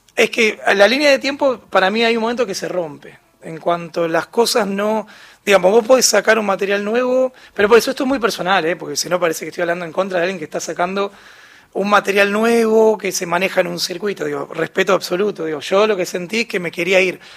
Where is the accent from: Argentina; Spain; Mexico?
Argentina